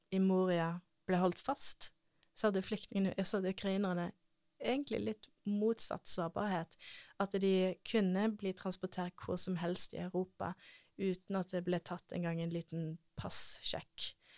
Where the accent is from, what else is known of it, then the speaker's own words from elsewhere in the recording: Norway; ingen andre nordmenn som jobber for den organisasjonen. Det er kun meg